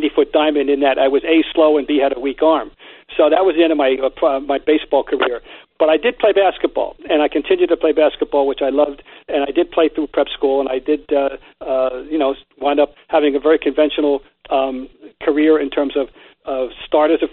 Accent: Trenton, New Jersey, United States; my hometown of Trenton, New Jersey

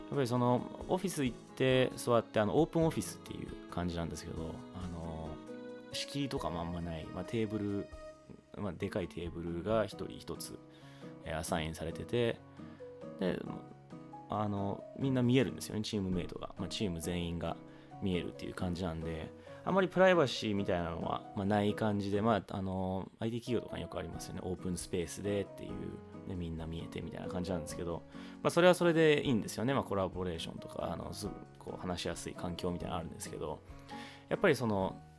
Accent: Hawaii, United States; also born or lived in Japan; now in California, United States; 日本生まれハワイ育ちカリフォルニア在住のエンジニアの私

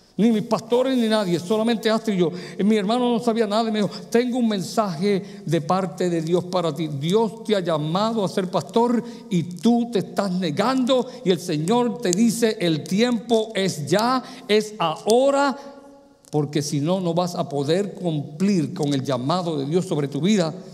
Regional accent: Puerto Rico; moved away; also born or lived in New York / Pennsylvania / Michigan; en mi país, Puerto Rico, cuando me mudé a Nueva York, a Pensilvania, a Michigan y aquí

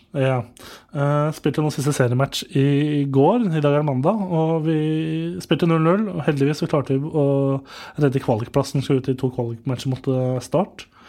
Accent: Nittedal, Akershus, Norway; Nittedal, der jeg kommer fra

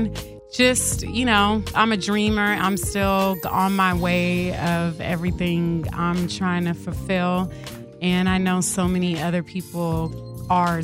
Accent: Oakland, California, United States; also born or lived in Berkeley, California; I grew up in Oakland and Berkeley

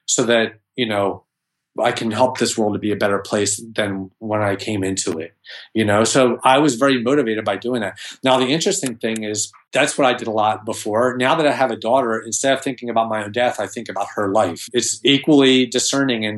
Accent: Philadelphia, Pennsylvania, United States; I'm from Philadelphia

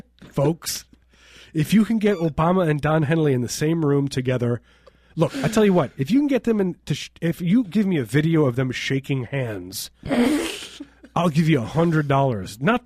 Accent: Chicago, Illinois, United States; I'm from Chicago.

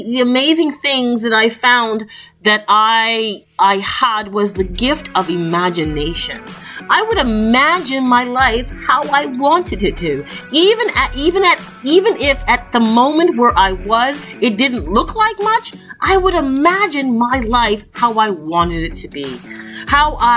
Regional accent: Toronto, Ontario, Canada; I grew up in Toronto, Canada, and I left home when I was about 11 years old

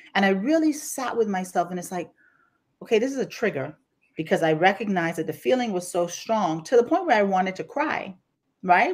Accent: Grand Bahama, Bahamas; now in Houston, United States; you're going to hear an accent today as we're talking because I was born and raised in the Bahamas, specifically Grand Bahama

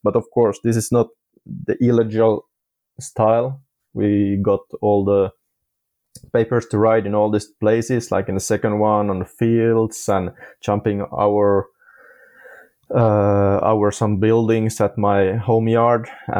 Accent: Ireland; because I'm from Ireland also

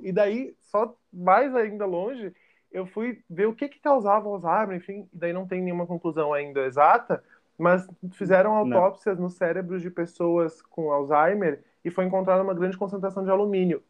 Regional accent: Porto Alegre, Rio Grande do Sul, Brazil; eu sou de Porto Alegre, no Rio Grande do Sul

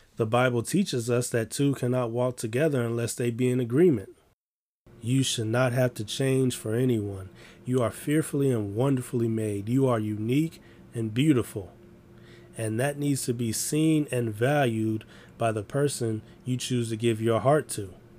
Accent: Chicago, Illinois, United States; I'm from Chicago

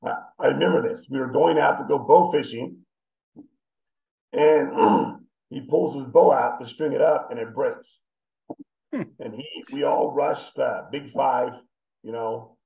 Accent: California, United States; Southern California, yeah.

